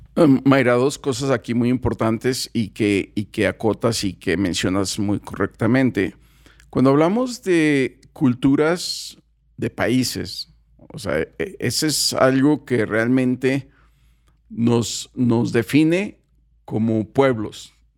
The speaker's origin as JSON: {"language": "Spanish", "country": "Mexico", "said": "los mexicanos, no, pues somos fiesteros"}